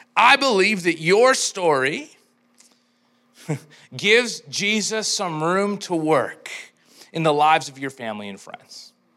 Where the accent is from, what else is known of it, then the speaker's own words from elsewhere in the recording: Edmonton, Alberta, Canada; I'm from Edmonton